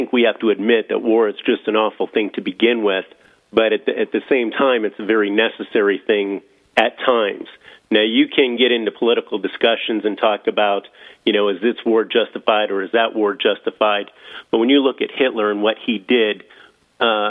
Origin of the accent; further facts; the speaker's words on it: Erie, Pennsylvania, United States; moved away as an adult; I grew up in Erie